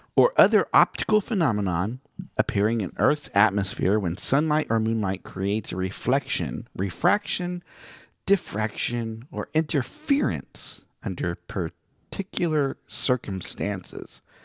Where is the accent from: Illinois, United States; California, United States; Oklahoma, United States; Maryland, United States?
Oklahoma, United States; Miami; now in Branson, United States; I'm from Miami